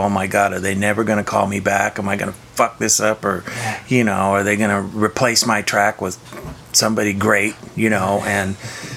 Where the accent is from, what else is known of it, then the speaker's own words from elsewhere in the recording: Sacramento, California, United States; now in Los Angeles, United States; I grew up in Northern California, in South Sacramento, smallish town